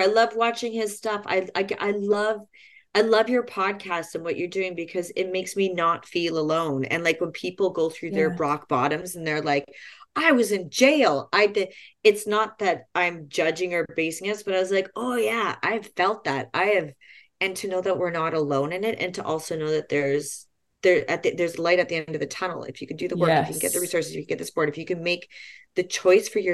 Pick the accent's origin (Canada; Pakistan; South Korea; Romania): Canada; Jasper, Alberta; I'm so proud of being from a national park, and I'm from Jasper